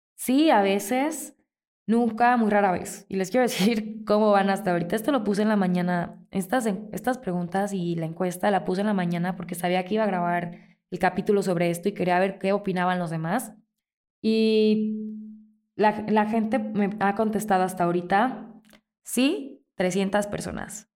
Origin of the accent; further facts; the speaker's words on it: Mazatlán, Sinaloa, Mexico; now in Morelia, Mexico; Yo soy de Mazatlán, allá crecí y mi papá y mis hermanos viven allá